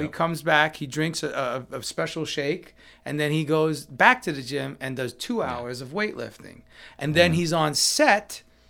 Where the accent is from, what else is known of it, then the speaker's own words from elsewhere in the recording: New York, United States; So when I'm in New York, my hometown, and there's this famous bakery that has my favorite cheesecake or my favorite black and white cookie, I'm gonna indulge.